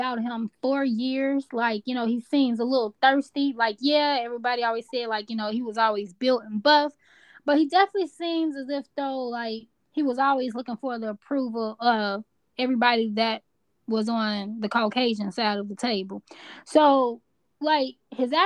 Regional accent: Chicago, Illinois, United States; I'm from Chi-Town

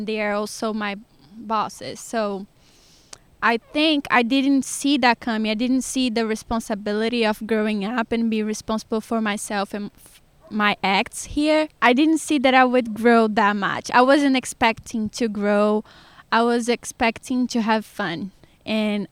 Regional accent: Sergipe, Brazil; English is a second language; moved away as an adult; now in Georgia, United States; I'm from the smallest state in Brazil, which it is Sergipe.

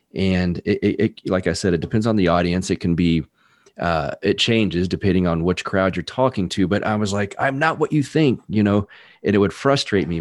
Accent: Texas, United States; also born or lived in California; I was born in Texas, uh, grew up a little bit here, and then moved to California for a few years when I was young, and then back to Texas

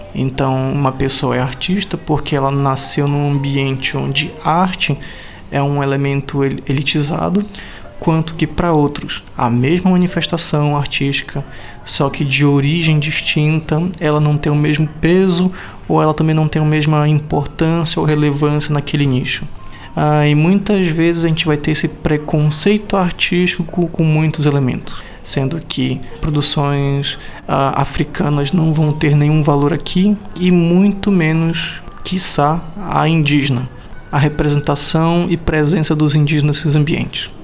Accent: Belém, Pará, Brazil; hoje eu falo de Salvador, mas sou de Belém

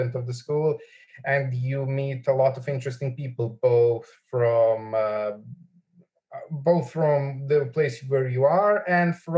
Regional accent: Belgrade, Serbia; I'm from Belgrade.

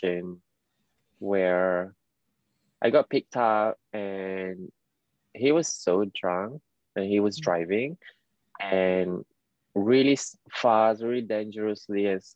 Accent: Penang, Malaysia; now in London, United Kingdom; it's very like Penang lingo. Because right, I'm from Penang

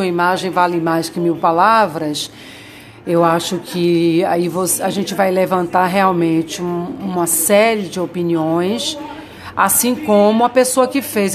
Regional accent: Bahia, Brazil; moved away; eu sou baiana

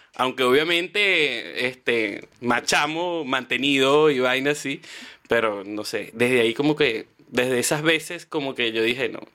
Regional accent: Valle de la Pascua, Guárico, Venezuela; moved away as an adult; also born or lived in Caracas / Puerto La Cruz; now in Chile; soy de Guárico. Yo, bueno, te voy a decir, yo nací en Caracas, pero como a los, no sé, mi mamá me dice como a los tres días me fui para Vallela, me llevaron para Vallela Pascua, que es en Guárico

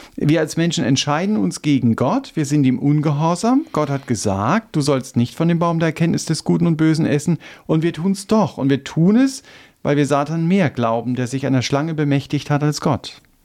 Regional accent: Germany; wir als Deutsche

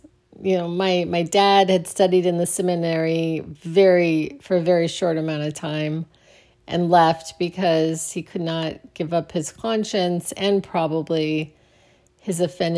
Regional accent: Phoenix, Arizona, United States; All right, so I grew up in Arizona in Phoenix, on the west side of Phoenix, which was kind of the wrong side of the tracks in a way. Really close to Glendale, Arizona.

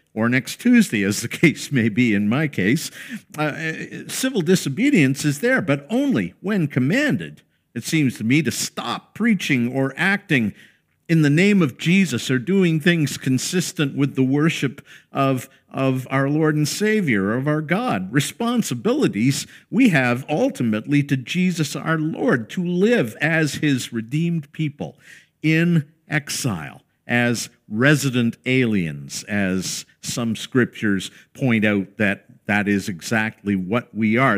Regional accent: Canada; we hold as Canadian citizens

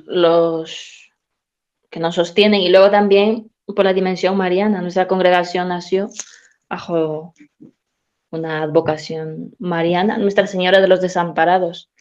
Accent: Peru; moved away as an adult; also born or lived in Spain; now in Madrid, Spain; soy peruana

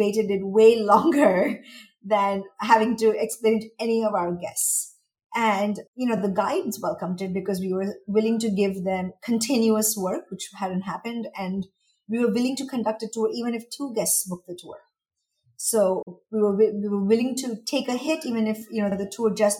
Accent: India; moved away as an adult; also born or lived in Mumbai / Washington, D.C. / United States; now in Dubai, United Arab Emirates; And I am from India. I was born and raised there, but I was educated in the US.

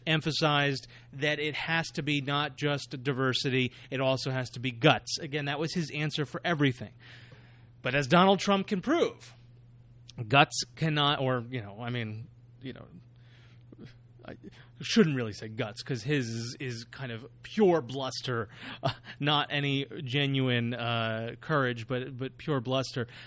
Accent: New York, United States; as a New Yorker myself

